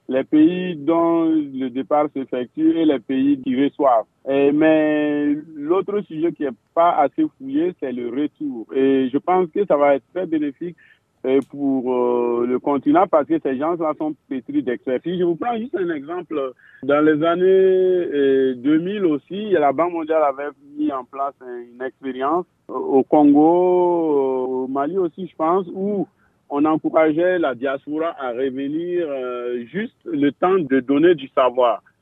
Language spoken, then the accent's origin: French; Burkina Faso; moved away as an adult; Je vous parle depuis Ouaradougou au Burkina, euh, mon pays natal